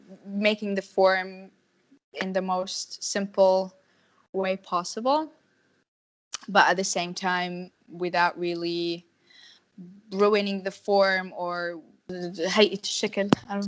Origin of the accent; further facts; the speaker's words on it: Jordan; I'm from Jordan. And I studied art, majored in sculpting.